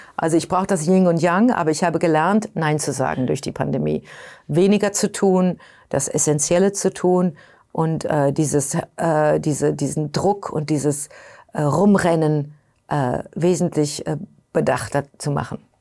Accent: Germany; now in New York, United States; Ich bin Europäerin, ich bin Deutsche

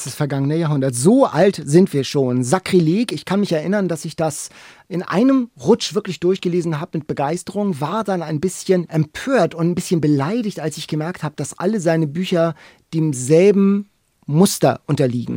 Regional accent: Lübeck, Schleswig-Holstein, Germany; now in Hamburg, Germany; Ich komme ja aus Lübeck, war auf dem Katharineum auf der Schule Thomas Manns

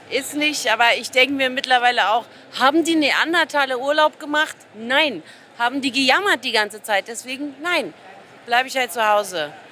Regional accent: Berlin, Germany; Ich komme ja aus Berlin.

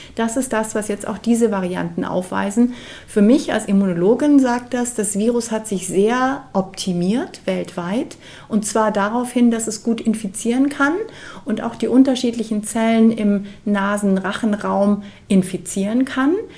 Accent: Munich, Bavaria, Germany; in München gesammelt haben in meiner Heimatstadt

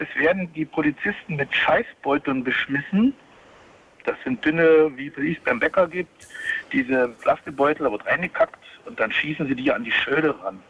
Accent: GDR, East Germany, Germany; ich bin aus der DDR, wir haben in der DDR gelernt

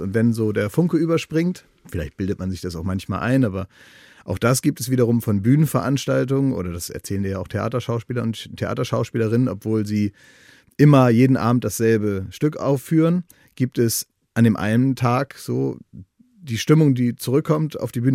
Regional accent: Oldenburg, Lower Saxony, Germany; now in Berlin, Germany; in meiner Heimatstadt Oldenburg

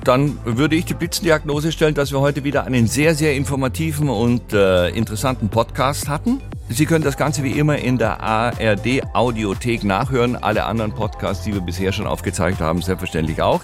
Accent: Kassel, Hesse, Germany; ich bin in Kassel groß geworden

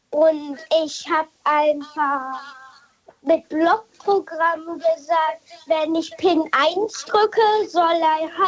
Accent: Hamburg, Germany; Ich komme aus Hamburg.

